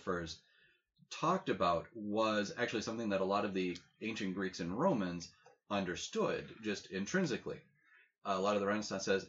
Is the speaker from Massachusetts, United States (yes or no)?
yes; Boston, Massachusetts, United States; I'm from an Irish Catholic family in Boston.